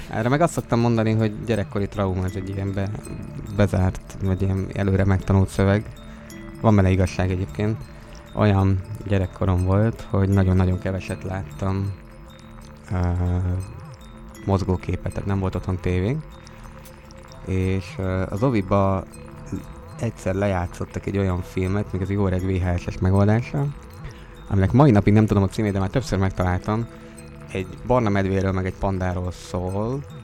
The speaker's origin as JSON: {"language": "Hungarian", "country": "Italy", "first_language": "Italian", "second_language": "Hungarian", "said": "Van egy kis akcentusom, ugye, de hát ez ilyen. Ez belefér. Igen, viszont cserébe mennyire jó, hogyha esetleg lenne olasz gyerek, akkor anyanyelvi szintű tanár tudná tanítani, vagy pedagógus."}